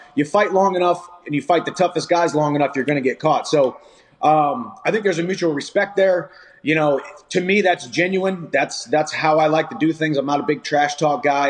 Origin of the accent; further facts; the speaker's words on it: Missouri, United States; my hometown Missouri girls